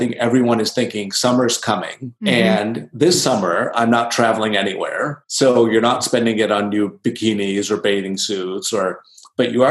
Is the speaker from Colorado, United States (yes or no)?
no; Chicago, Illinois, United States; I grew up in Chicago.